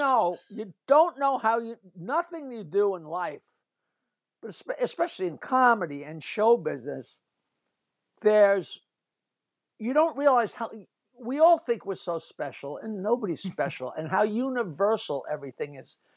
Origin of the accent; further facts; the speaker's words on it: East Norwich, New York, United States; I grew up in East Norwich in this little town